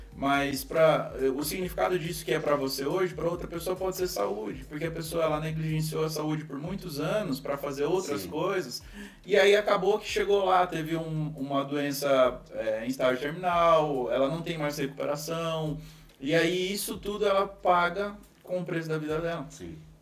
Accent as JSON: {"language": "Portuguese", "town": "Foz do Iguaçu", "region": "Paraná", "country": "Brazil", "said": "eu moro numa tríplice fronteira, sou de Foz do Iguaçu, interior do, do Paraná"}